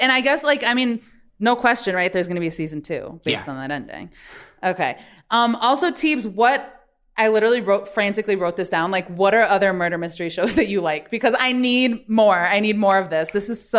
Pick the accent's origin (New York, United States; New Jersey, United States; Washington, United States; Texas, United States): New York, United States; New York City; as a New Yorker